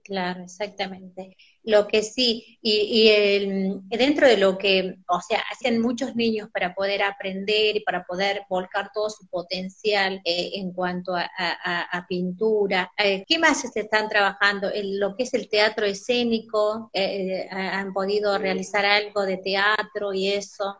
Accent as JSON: {"language": "Spanish", "town": "Colpes", "region": "Catamarca", "country": "Argentina", "tie": "born or raised there", "moved": "as an adult", "said": "soy del interior de la provincia también. Yo nací en Colpes, Pomán"}